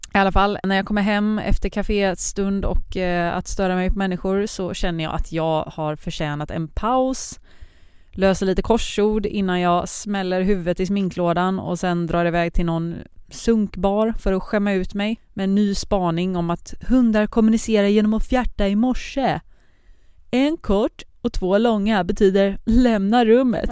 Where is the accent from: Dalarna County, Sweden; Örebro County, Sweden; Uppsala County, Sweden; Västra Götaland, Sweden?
Västra Götaland, Sweden; Partille; moved away as an adult; now in Malmö, Sweden; Jag är från centrala Göteborg, Partille heter det, eh, men bor just nu i Malmö